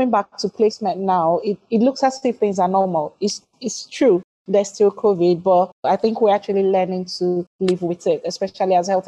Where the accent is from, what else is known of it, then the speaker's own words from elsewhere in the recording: Nigeria; now in United Kingdom; I'm a final year MSc adult nursing student, the two year program. I'm from Nigeria. I'm an international student